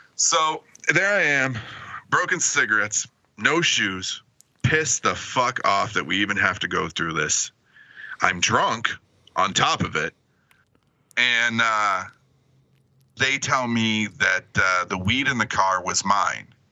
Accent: Michigan, United States; growing up in Michigan

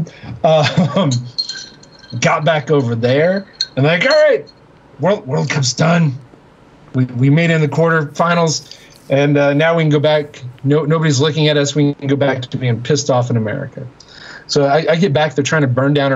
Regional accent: United States; I'm from the U.S.

